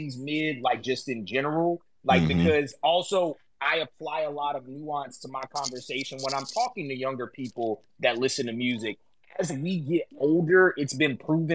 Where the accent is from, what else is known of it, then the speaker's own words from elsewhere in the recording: below the Mason-Dixon line, the South, United States; I grew up below the Mason-Dixon line